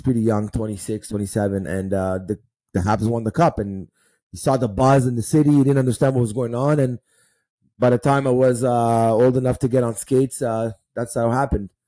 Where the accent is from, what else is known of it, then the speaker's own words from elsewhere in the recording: Israel; born there; I was born in Israel, um, 1982, and uh, that's the year there was the war of Lebanon.